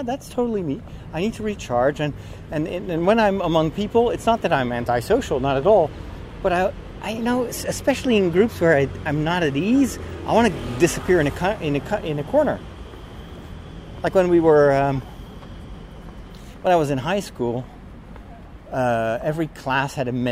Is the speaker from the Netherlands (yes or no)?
yes; Netherlands; I was partially from Chinese descent, so I didn't look like a Dutch boy